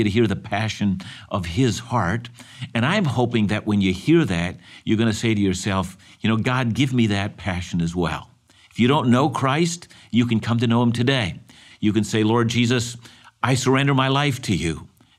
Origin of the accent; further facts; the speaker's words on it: Canada; I was born in this country and I'm thankful to be a Canadian.